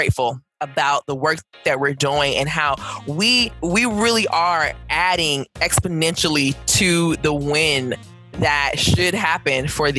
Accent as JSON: {"language": "English", "town": "Atlanta", "region": "Georgia", "country": "United States", "tie": "born or raised there", "said": "I am a native to Georgia. So I am a Georgia... I am a Georgia native"}